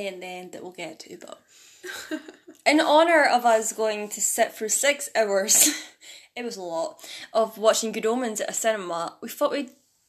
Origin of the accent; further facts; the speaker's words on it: Scotland, United Kingdom; we're both Scottish.